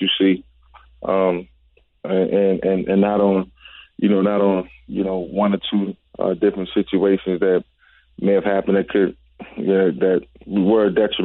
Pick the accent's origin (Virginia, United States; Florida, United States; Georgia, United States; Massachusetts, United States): Virginia, United States; moved away; also born or lived in Atlanta / Philadelphia; in Virginia, where my hometown, where I'm from